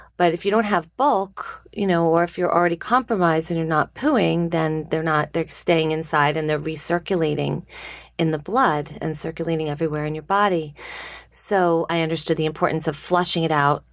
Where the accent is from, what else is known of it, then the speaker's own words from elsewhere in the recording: Hewlett, New York, United States; I grew up in Long Island